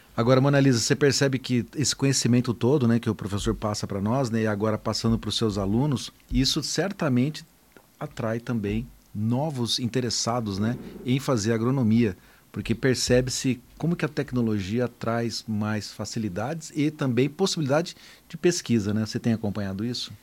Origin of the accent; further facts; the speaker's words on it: Taquaritinga, São Paulo, Brazil; eu sou lá de, de Taquaritinga, né? Então aprendi a dirigir em cima de um trator